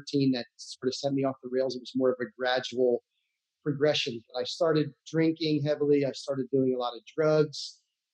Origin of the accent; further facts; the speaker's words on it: United States; moved away as an adult; also born or lived in Santa Barbara, California; I grew up in New York, New Jersey, on the other side of the country